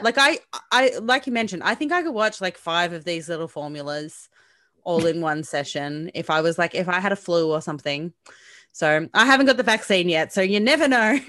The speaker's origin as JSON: {"language": "English", "country": "Australia", "said": "I'm Australian."}